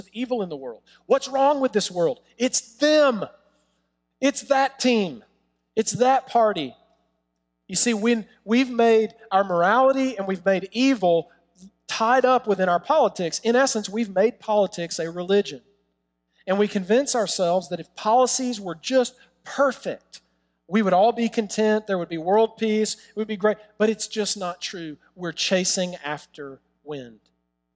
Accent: New York City, New York, United States; we're from Brooklyn.

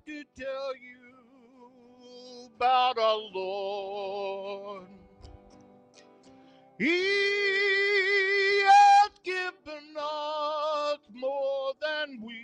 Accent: Arkansas, United States; I grew up in Arkansas.

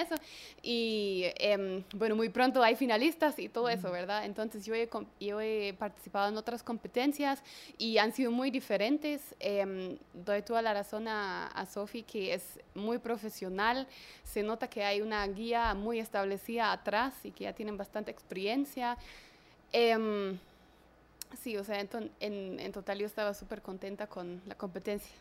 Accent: Germany; now in Guatemala; yo soy alemana

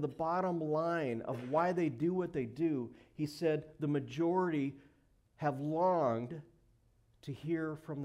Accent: Montana, United States; moved away; I grew up in Montana

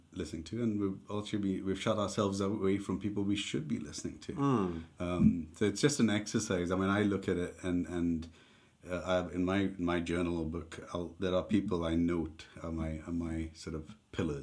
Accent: India; moved away as an adult; also born or lived in Dundee, United Kingdom; now in United Kingdom; we grew up together in India

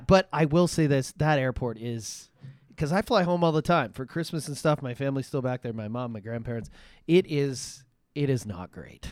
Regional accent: Toronto, Ontario, Canada; moved away; I grew up in Toronto

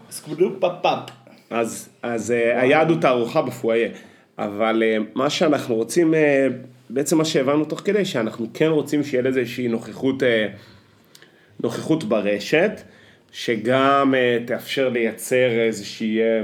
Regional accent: Afikim, Northern District, Israel; born or raised there

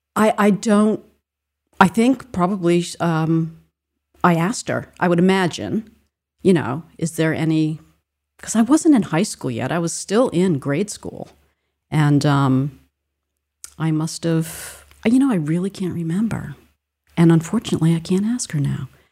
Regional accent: Rhode Island, United States; I grew up in Rhode Island

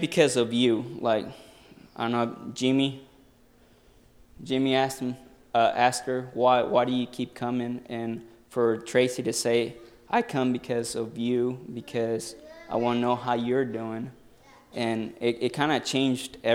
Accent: Mexico; moved away; I grew up in Mexico

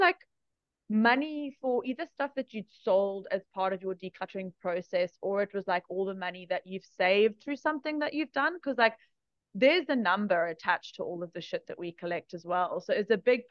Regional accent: South Africa; I grew up in South Africa in the 90s

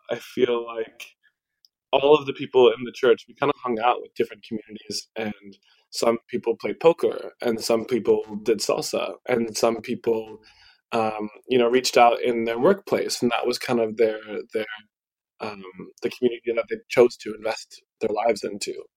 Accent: Midwest, United States; the culture that I grew up in here in the Midwest

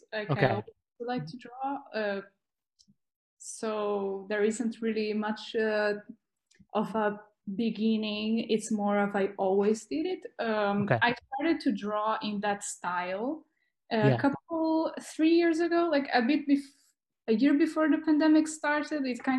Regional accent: North Region, Brazil; English is a second language; also born or lived in South of Brazil / Portugal; now in Bologna, Italy; I'm from Brazil. I'm from the north of Brazil, but okay. I moved quite a lot. Like I also moved to the south of Brazil, then I went to Portugal.

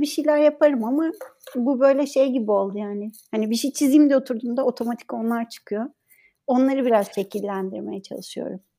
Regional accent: Ankara, Turkey; moved away as an adult; also born or lived in Istanbul; now in İzmir, Turkey; ben Ankara'da okudum. Ankara doğumluyum zaten.

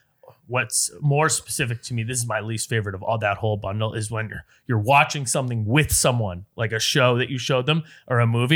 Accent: Boston suburbs, Massachusetts, United States; now in New York City, United States; Boston, like a little outside Boston, 20 minutes outside.

